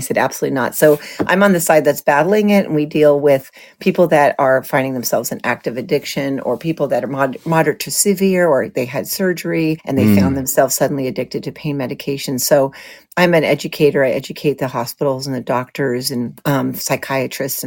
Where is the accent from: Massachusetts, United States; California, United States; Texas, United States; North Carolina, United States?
California, United States; Los Angeles; moved away as an adult; also born or lived in Colorado; now in Santa Barbara, United States; I grew up in that era and I grew up in Los Angeles